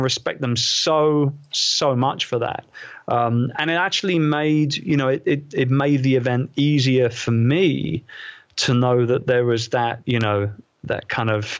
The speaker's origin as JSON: {"language": "English", "region": "London", "country": "United Kingdom", "tie": "born or raised there", "said": "It's holding an event like that in my hometown, in the Queen Elizabeth II Convention Center, right opposite Westminster Abbey"}